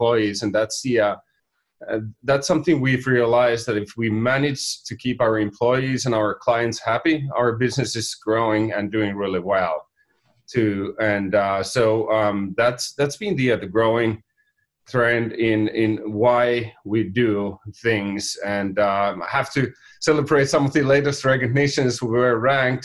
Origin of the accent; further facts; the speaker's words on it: Finland; accent: Finnish; now in California, United States; I'm from Finland, and my name and my accent is from Finland too